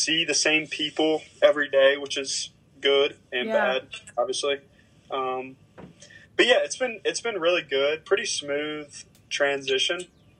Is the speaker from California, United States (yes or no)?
no; South Carolina, United States; also born or lived in Ohio; I'm originally from South Carolina, so it was basically me coming back home